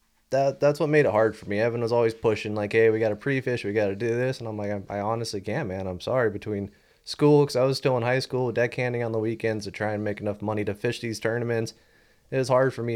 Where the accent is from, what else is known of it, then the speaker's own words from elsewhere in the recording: Redondo Beach, California, United States; Yeah, we're all from Redondo area.